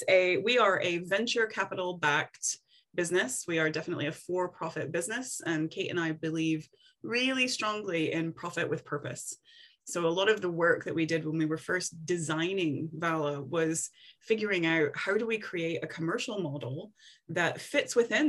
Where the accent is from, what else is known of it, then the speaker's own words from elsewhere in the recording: Tennessee, United States; moved away as an adult; now in Scotland, United Kingdom; So I'm originally from Tennessee, and I moved over to Scotland first to do my master's degree. And then I liked it so much, I decided to stay.